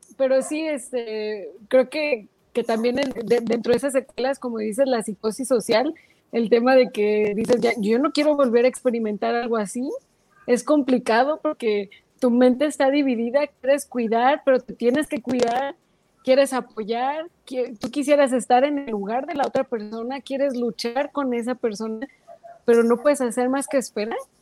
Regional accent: Mexico; como mexicanos

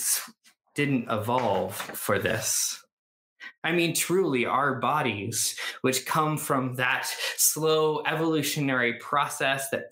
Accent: Canada; I grew up in Canada.

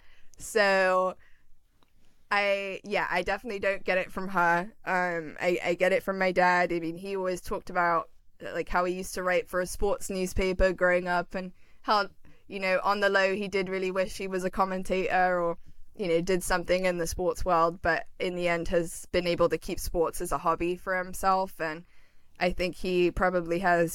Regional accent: London, United Kingdom; moved away as an adult; also born or lived in Pennsylvania; now in Los Angeles, United States; growing up in London

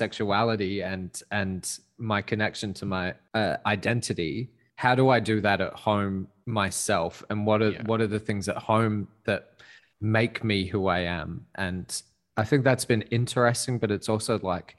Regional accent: Adelaide, South Australia, Australia; Adelaide, which was my hometown

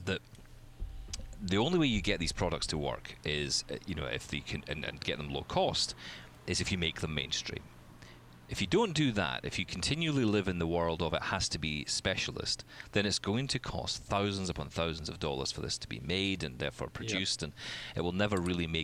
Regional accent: Scotland, United Kingdom; I'm Scottish.

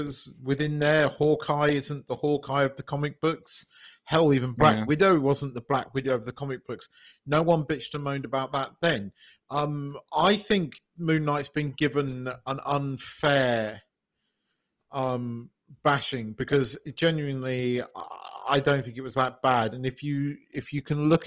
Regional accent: United Kingdom; as a British person

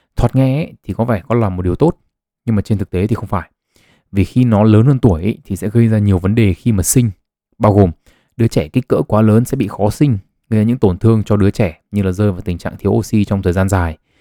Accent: Vietnam; người Việt Nam chúng ta

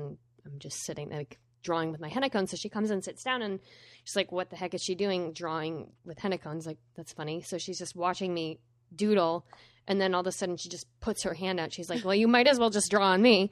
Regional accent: Vermont, United States; I'm from Vermont

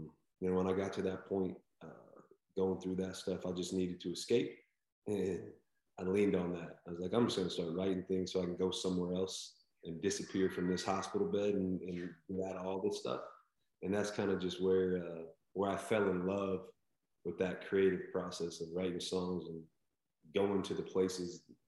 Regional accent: Nebraska, United States; moved away; I grew up in Nebraska, so I grew up in a town of 300 people

